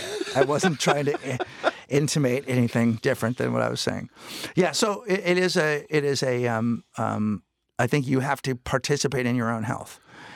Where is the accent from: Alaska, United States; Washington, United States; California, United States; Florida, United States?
California, United States; San Francisco; Yeah. No, I'm from San Francisco.